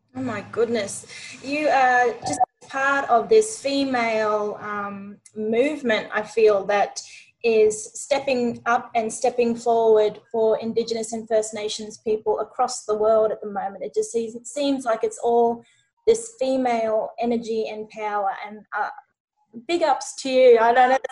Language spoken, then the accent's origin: English; New Zealand; I'm Maori and from New Zealand